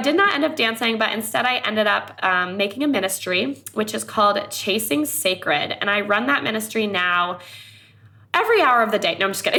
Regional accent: Thailand; also born or lived in Myanmar; But so I grew up in Thailand as a missionary kid. I grew up also on the border of Myanmar.

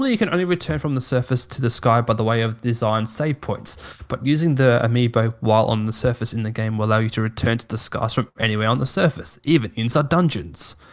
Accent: South Australia, Australia; moved away as an adult; now in Clyde North, Australia; I'm not from here. I'm from, I'm from South Australia, the Holy Land, but oh, I, ah, I married a Victorian lady

